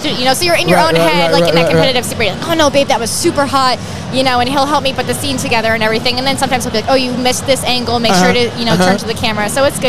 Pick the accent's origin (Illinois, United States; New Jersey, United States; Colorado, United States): New Jersey, United States; I'm from New Jersey, so I always represent the Jersey Exotica.